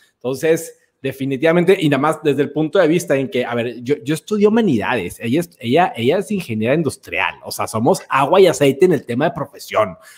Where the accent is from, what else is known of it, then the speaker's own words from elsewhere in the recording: Dominican Republic; Yo soy de República Dominicana